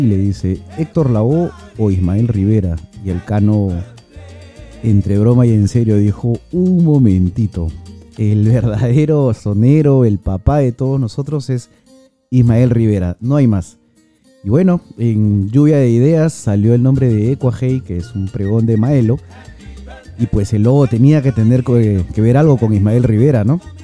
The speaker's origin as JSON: {"language": "Spanish", "country": "Peru", "said": "somos peruanos"}